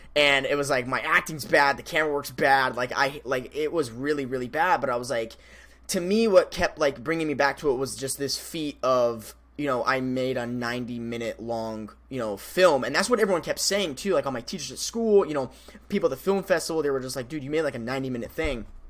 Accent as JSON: {"language": "English", "area": "Colorado River", "region": "Arizona", "country": "United States", "tie": "born or raised there", "moved": "yes", "lives_now": "Phoenix, United States", "said": "I used to live on the Colorado River in Arizona."}